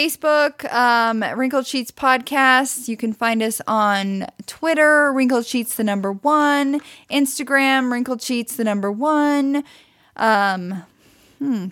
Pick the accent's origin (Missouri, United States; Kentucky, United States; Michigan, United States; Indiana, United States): Missouri, United States; Branson; I grew up in, near Branson, Missouri. I was born in Branson, Missouri.